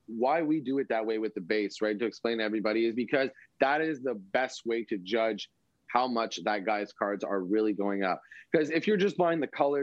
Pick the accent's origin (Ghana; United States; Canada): Canada